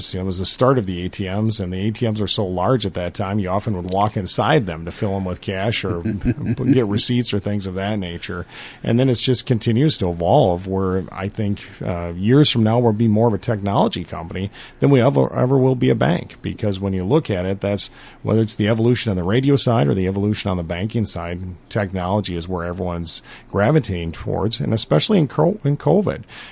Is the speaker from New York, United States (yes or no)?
no; Appleton, Wisconsin, United States; moved away as an adult; now in Dundas, United States; I grew up in Appleton, Wisconsin